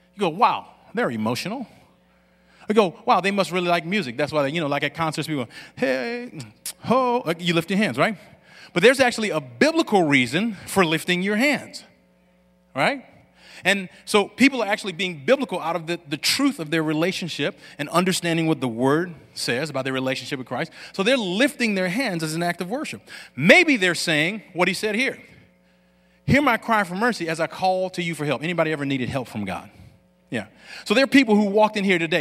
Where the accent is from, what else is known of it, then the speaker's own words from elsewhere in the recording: Lafayette, Louisiana, United States; I grew up in Lafayette, Louisiana